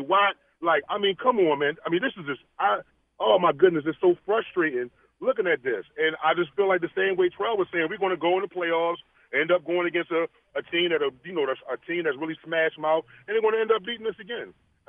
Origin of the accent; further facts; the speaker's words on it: Philadelphia, Pennsylvania, United States; I'm a Philadelphian.